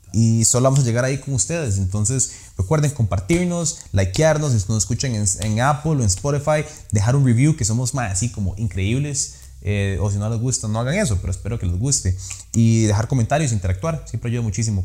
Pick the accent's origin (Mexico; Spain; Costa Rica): Costa Rica; soy tico